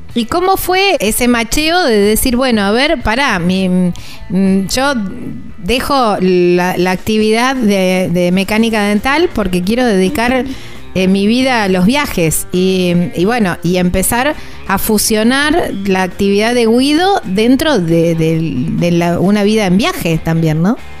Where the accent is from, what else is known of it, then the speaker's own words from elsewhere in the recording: Argentina; cada región de nuestro país es bien diferente una de la otra